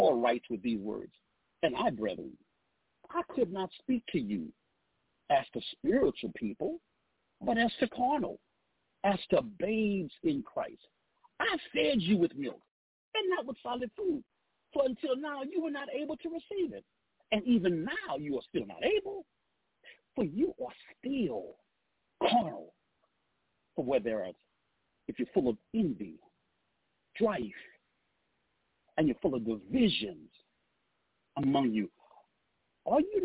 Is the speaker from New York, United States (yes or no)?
no; Southeast Texas, United States; moved away; I'm actually from Southeast Texas